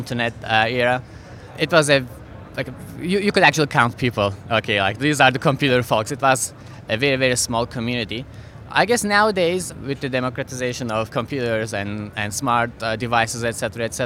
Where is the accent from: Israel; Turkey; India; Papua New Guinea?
Turkey; Istanbul; moved away; I'm originally from Turkey. My hometown is Istanbul.